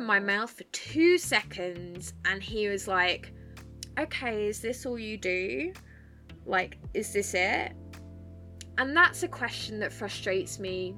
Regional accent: Essex, East of England, United Kingdom; moved away as an adult; now in north of England, United Kingdom; I am from Essex

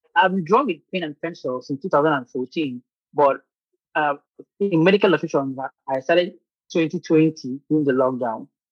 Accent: Nigeria; moved away as an adult; now in Ukraine; I'm a Nigerian medical illustrator

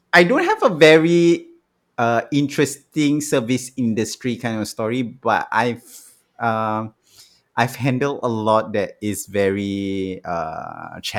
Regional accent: Singapore; Uh, then the Singaporeans, especially the Singaporeans, but I'm Singaporean. Why can't I get more discount?

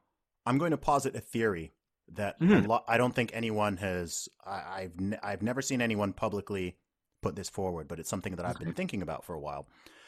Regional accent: United Kingdom; I'm the British women's deadlift record holder.

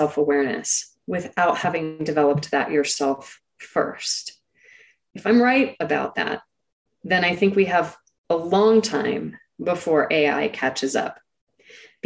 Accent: Silicon Valley, California, United States; I grew up in Silicon Valley

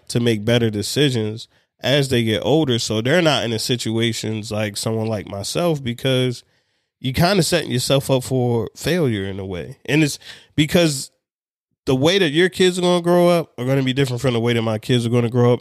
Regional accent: Baltimore, Maryland, United States; also born or lived in Hawaii / Anne Arundel County, Maryland; I'm from Baltimore

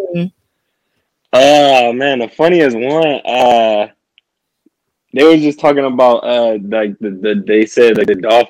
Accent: Toledo, Ohio, United States; now in Columbus, United States; So I stay in Columbus, Ohio. I'm from Toledo, Ohio. Actually planning to move to Houston this summer.

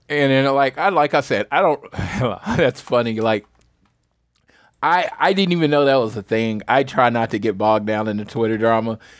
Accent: St. Louis, Missouri, United States; moved away; I'm from Missouri. I don't have to go all the way for the where I'm from, St. Louis

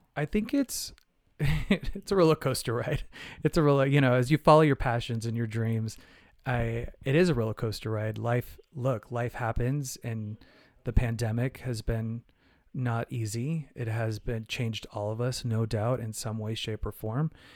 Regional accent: Phoenix, Arizona, United States; I'm from Phoenix, Arizona, I, you know, I grew up in, like, you know, eighties, nineties in Arizona.

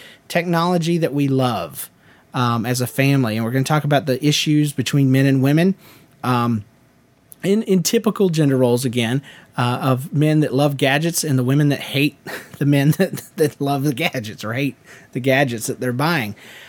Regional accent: Montreal, Quebec, Canada; now in Long Island, United States; As you may remember … I've lived in a couple places in between

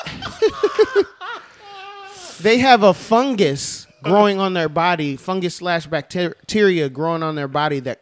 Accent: Maryland, United States; I am a Southerner. Maryland is the first Southern state, technically.

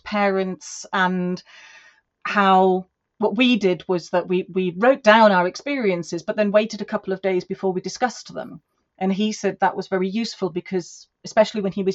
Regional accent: Germany; moved away as an adult; now in United Kingdom; I am now British and I have two passports, but I was born in Germany, and I came over here to study and work

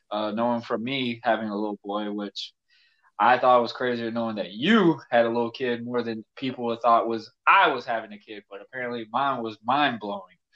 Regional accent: Yulee, Florida, United States; hey, we're from Yulee. Oh, I had to say we're from Fernandina so people would know where we're from.

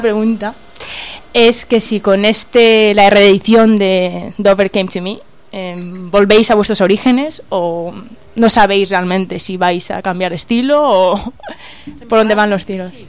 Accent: Morocco; moved away; yo soy de Marruecos

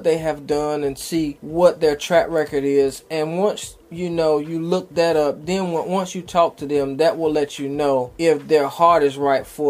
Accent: Rocky Mount, North Carolina, United States; Rocky Mount, North Carolina.

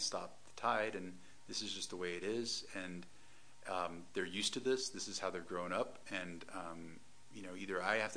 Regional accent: Atlanta, Georgia, United States; moved away as an adult; also born or lived in Detroit, Michigan / Pasadena, California; I'm from Atlanta, Georgia.

